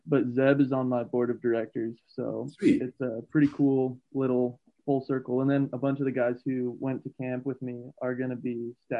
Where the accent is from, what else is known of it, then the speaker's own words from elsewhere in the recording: Trinidad, Colorado, United States; I was born in Trinidad, Colorado. It's a pretty small town in southern Colorado